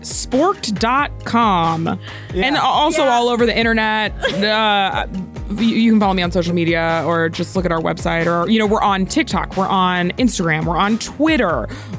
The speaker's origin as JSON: {"language": "English", "region": "Florida", "country": "United States", "tie": "born or raised there", "said": "I grew up in Florida"}